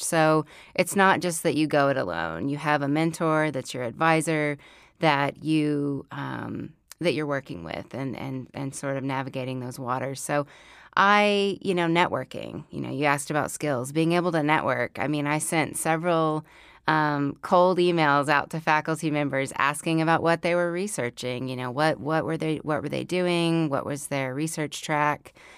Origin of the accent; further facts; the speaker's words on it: Oklahoma, United States; moved away as an adult; now in Fayetteville, United States; growing up in Oklahoma. So then life brought me here to Fayetteville, Arkansas.